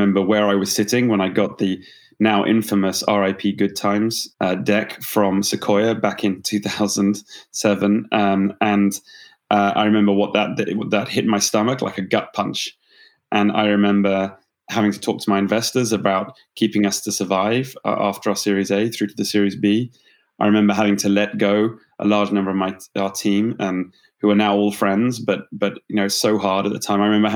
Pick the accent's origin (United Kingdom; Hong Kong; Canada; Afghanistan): United Kingdom; accent: British; moved away as an adult; now in Bay Area, United States; I'm a Brit by background, as you can tell, perhaps from the accent.